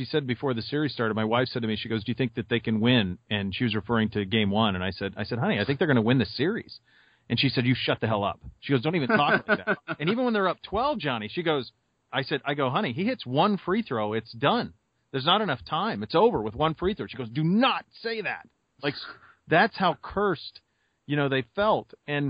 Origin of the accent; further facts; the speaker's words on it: Montana, United States; also born or lived in Florida; now in Columbus, United States; growing up in Montana